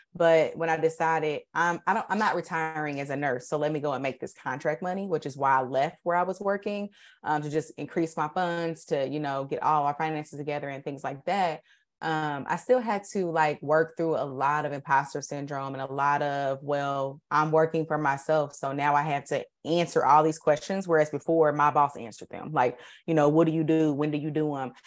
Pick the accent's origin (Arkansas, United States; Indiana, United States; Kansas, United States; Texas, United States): Indiana, United States; Indianapolis; I went to Warren